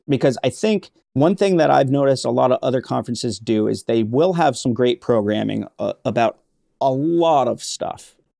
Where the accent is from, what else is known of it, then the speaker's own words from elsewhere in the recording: Vermont, United States; I grew up in Vermont